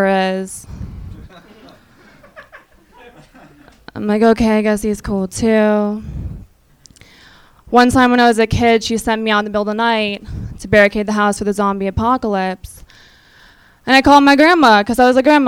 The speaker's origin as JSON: {"language": "English", "region": "Minnesota", "country": "United States", "moved": "yes"}